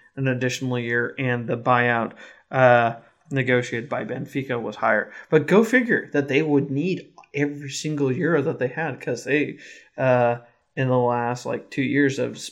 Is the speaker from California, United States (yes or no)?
no; Kansas City, Missouri, United States; now in Michigan, United States; I'm from Kansas City.